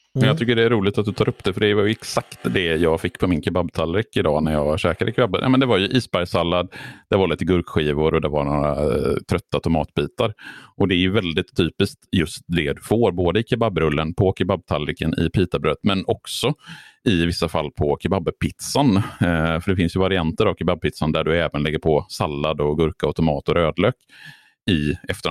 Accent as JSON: {"language": "Swedish", "town": "Borås", "region": "Västra Götaland", "country": "Sweden", "tie": "born or raised there", "said": "jag åt kebab när jag växte upp i Borås på den lokala pizzerian"}